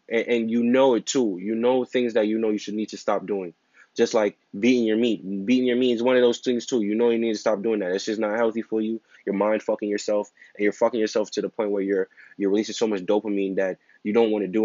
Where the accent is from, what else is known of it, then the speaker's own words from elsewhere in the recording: New York, United States; I'm from New York